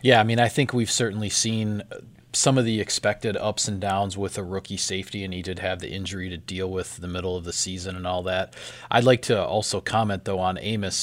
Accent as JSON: {"language": "English", "town": "Platteville", "region": "Wisconsin", "country": "United States", "tie": "born or raised there", "said": "in Platteville in my hometown"}